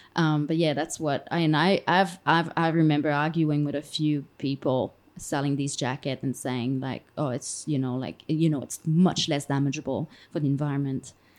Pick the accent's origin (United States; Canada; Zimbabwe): Canada; moved away; as a Canadian